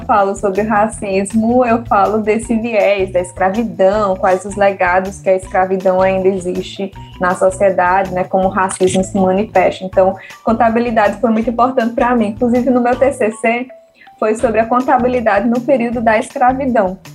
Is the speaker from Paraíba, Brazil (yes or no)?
yes; João Pessoa, Paraíba, Brazil; also born or lived in Guinea-Bissau; eu tinha sete anos, então eu fui realmente criada aqui, né? A minha cultura também daqui, tanto que meu sotaque também é daqui